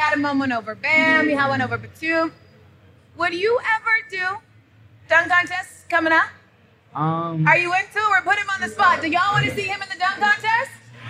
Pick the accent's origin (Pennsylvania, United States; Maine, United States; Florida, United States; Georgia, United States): Georgia, United States; Gwinnett County; I'm from Gwinnett County.